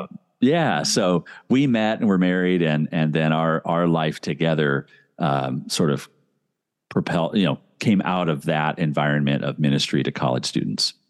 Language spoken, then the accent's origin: English; Indianapolis, Indiana, United States; now in Minnesota, United States; I grew up in Indianapolis, Indiana